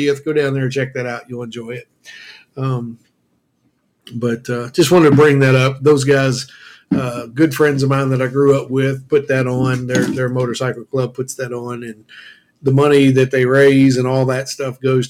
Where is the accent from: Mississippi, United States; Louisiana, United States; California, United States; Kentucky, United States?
Kentucky, United States; Cynthiana; my hometown of Cynthiana